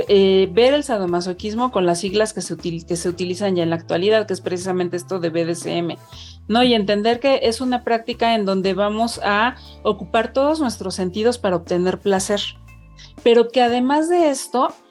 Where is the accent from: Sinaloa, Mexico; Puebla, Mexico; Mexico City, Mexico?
Mexico City, Mexico; yo soy una mujer mexicana, de 43 eh, años que vive en Ciudad de México, pues prácticamente toda, mi vida he estado aquí